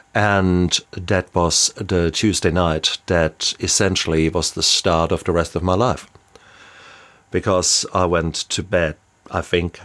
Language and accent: English; Germany; moved away as an adult; now in New Zealand; I am a German and lived around the world and now settled down with my beautiful family here in the even more beautiful New Zealand